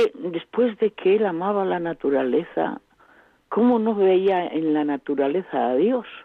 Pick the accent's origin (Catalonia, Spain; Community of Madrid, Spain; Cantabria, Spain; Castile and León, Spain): Castile and León, Spain; Burgos; yo soy de Burgos.